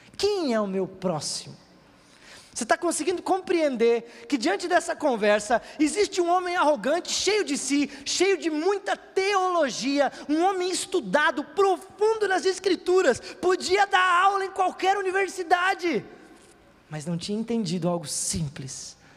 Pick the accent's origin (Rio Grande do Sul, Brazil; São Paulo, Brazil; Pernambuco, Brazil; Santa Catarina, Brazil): Santa Catarina, Brazil; Aqui no nosso estado, em Santa Catarina